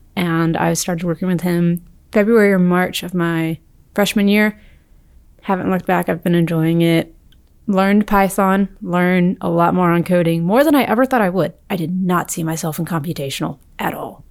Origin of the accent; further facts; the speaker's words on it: Birmingham, Alabama, United States; I'm from Birmingham, Alabama.